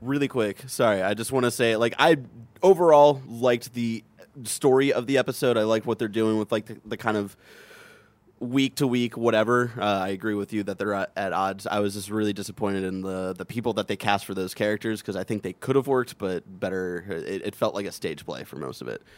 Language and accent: English; Cleveland, Ohio, United States; I'm from Cleveland.